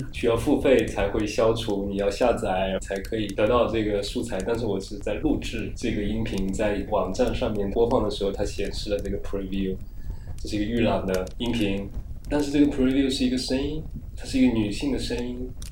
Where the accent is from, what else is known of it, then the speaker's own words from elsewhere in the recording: Wenzhou, Zhejiang, China; first language Wenzhounese; Chinese is a second language; moved away; 我是一个温州人，母语是温州话